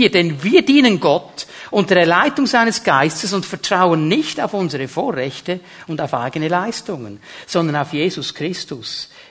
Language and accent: German; Switzerland; Die Schweizer, als Schweizer, wir sind ja so gern in der Mitte. Nicht zu vorderst, nicht zu hinterst.